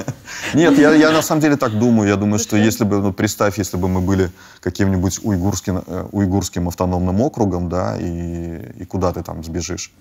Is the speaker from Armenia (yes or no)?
no; Belarus; moved away as an adult; now in Poland; мы же, э, родились в Беларуси